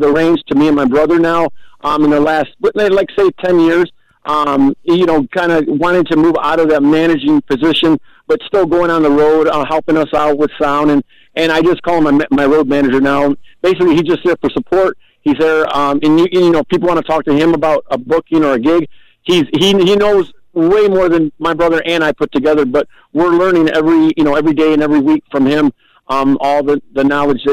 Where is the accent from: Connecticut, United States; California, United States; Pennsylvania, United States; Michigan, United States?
Michigan, United States; here to Michigan. And we just, you know, we're not from Texas, but our roots are from Texas